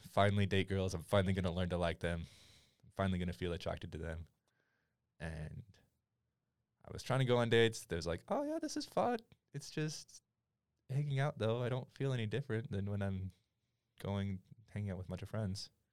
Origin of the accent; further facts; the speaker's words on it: Utah, United States; also born or lived in Madagascar; I was born in Utah County, raised there my entire life.